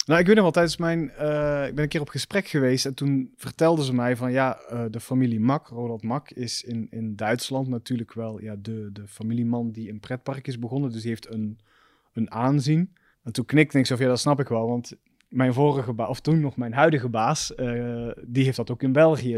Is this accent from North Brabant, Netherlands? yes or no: yes; Roosendaal, North Brabant, Netherlands; accent: Belgian tinge; moved away as an adult; also born or lived in Belgium / Amsterdam; ik ben gewoon opgegroeid in Roosendaal